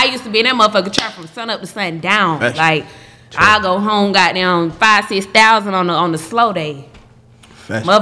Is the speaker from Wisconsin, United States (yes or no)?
no; Atlanta, Georgia, United States; Grady baby. I was born here